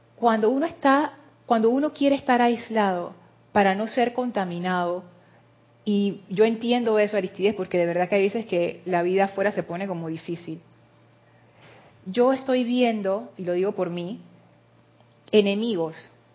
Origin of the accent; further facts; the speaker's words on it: Panama; yo soy panameña